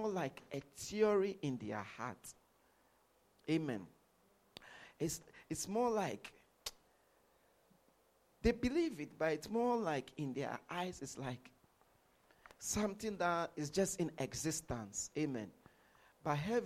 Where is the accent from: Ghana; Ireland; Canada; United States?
Ghana; moved away as an adult; also born or lived in London; I was born in Ghana. I grew up in Ghana